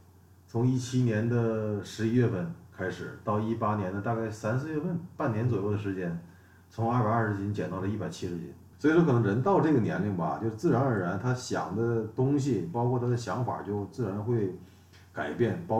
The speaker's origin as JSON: {"language": "Chinese", "region": "Northeast China", "country": "China", "said": "东北老爷们儿"}